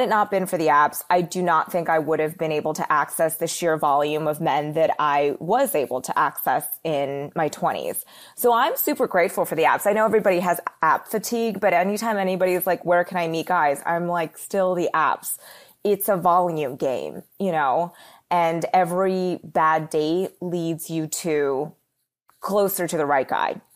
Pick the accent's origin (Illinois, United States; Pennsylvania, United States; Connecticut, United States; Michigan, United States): Pennsylvania, United States; Philadelphia; moved away as an adult; also born or lived in New York City; I grew up in the suburbs of Philly, and then I moved to New York City when I was eighteen.